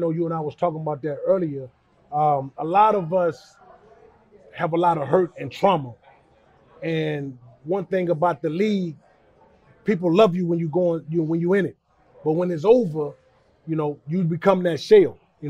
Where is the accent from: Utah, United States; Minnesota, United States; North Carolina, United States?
North Carolina, United States; Charlotte; I mean, growing up in West Charlotte, and big shout out to Charlotte, man. And I grew up on West Boulevard.